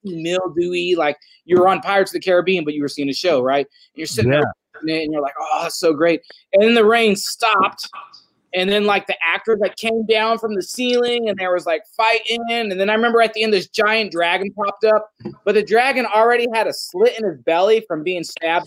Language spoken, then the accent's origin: English; California, United States; I was from Cali.